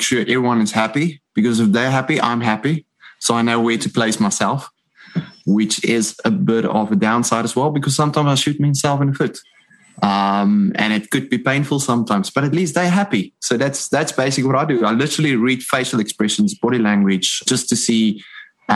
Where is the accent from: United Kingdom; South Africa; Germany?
South Africa; now in Masterton, New Zealand; I'm originally from South Africa, but now I stay in Masterton, New Zealand